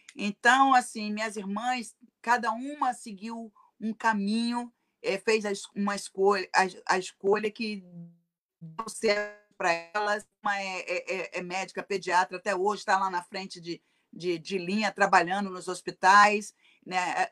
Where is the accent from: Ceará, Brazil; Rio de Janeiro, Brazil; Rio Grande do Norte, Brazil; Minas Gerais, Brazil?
Rio de Janeiro, Brazil; moved away as an adult; now in Chicago, United States; A família de classe negra, hum, de classe média, é, morando no subúrbio do Rio de Janeiro, né? Nós somos de Realengo